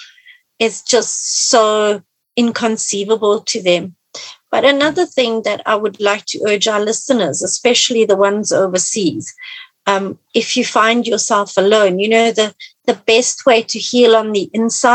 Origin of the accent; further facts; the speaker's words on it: Italy; moved away; when I was growing up in Italy